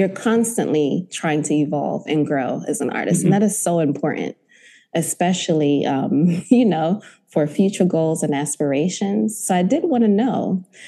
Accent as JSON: {"language": "English", "country": "United States", "tie": "born or raised there", "also_born_or_lived": "Zimbabwe", "said": "I'm originally from Zimbabwe, but I've been born and raised in Washington and Maryland for most of my life"}